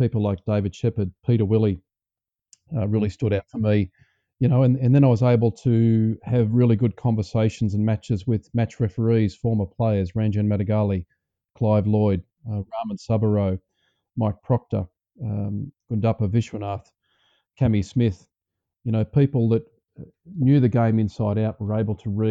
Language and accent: English; New South Wales, Australia; growing up around the New South Wales system